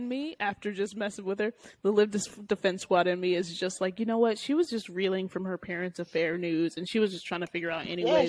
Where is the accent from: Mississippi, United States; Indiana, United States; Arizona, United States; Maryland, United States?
Maryland, United States; Baltimore; now in California, United States; I live in California now. Let me not do this. I just moved. I'm new. I'm from Baltimore. I don't know this life.